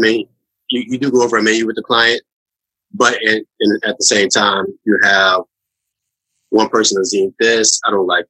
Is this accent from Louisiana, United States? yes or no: yes; New Orleans, Louisiana, United States; moved away as an adult; also born or lived in Metairie, Louisiana / Atlanta / New York; I'm from the Mecca of food, New Orleans, Louisiana.